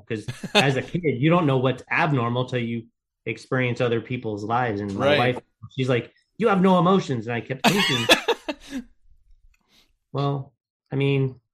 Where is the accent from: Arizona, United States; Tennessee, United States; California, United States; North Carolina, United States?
Arizona, United States; Mesa; also born or lived in Gilbert, Arizona; I actually grew up in Mesa, Arizona